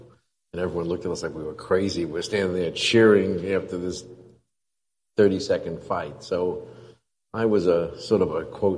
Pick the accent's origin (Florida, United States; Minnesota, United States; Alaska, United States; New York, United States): New York, United States; New York City; When I grew up in New York City, my dad, we lived on, close by, we lived on 18th Street and 9th.